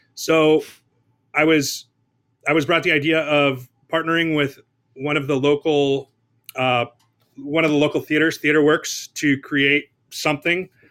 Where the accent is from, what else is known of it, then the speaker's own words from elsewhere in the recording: Southern California, United States; I was born and raised in Southern California